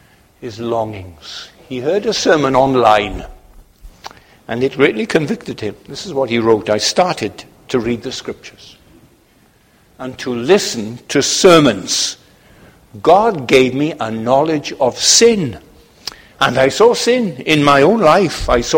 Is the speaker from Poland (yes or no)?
yes; Poland; I'm from Poland.